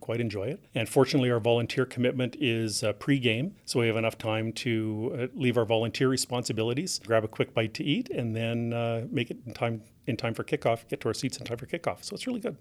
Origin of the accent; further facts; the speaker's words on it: Regina, Saskatchewan, Canada; We're both born and raised in Regina